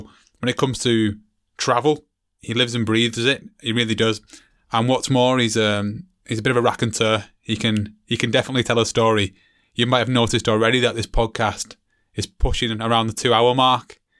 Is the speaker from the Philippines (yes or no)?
no; England, United Kingdom; myself being an English guide